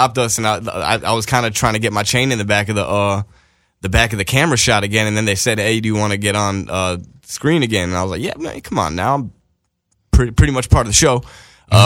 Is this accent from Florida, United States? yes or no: yes; Palm Beach, Florida, United States; from Florida. Florida. Palm Beach.